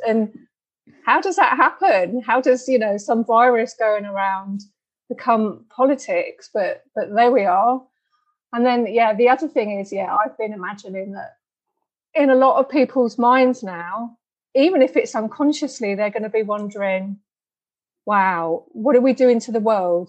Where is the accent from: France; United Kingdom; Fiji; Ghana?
United Kingdom; I'm British